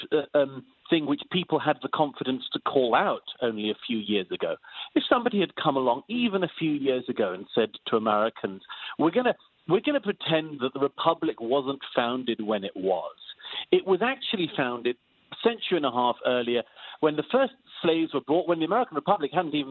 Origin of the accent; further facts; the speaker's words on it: United Kingdom; I'm British by origin